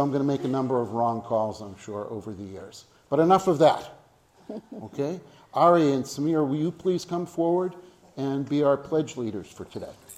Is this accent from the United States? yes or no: yes; Boston, Massachusetts, United States; moved away; I grew up in Boston.